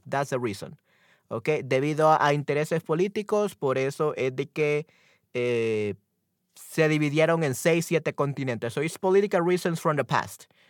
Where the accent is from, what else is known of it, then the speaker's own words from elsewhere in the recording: El Salvador; yo soy de América, especial, específicamente de Centroamérica, en El Salvador.